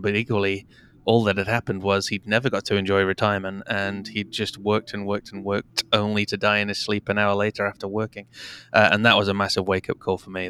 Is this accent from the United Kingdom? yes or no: yes; United Kingdom; also born or lived in Canada; I was four, uh, and have since lived in the U K